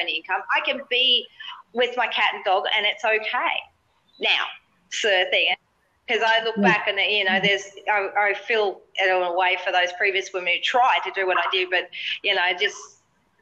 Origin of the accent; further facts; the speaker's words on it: Australia; being an Aussie